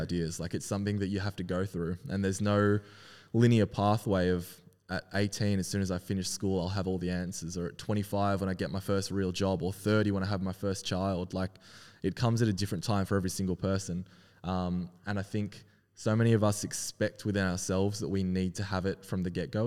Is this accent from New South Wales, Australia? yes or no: no; Melbourne, Victoria, Australia; also born or lived in Wellington, New Zealand; been growing up in Melbourne all my life on the Mornington Peninsula